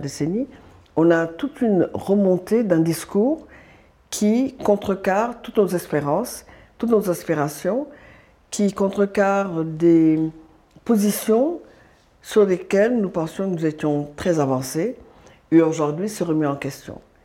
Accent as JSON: {"language": "French", "region": "Dakar", "country": "Senegal", "tie": "born or raised there", "said": "je suis sénégalaise, je suis née à Dakar, j'ai grandi, je suis mariée au Sénégal"}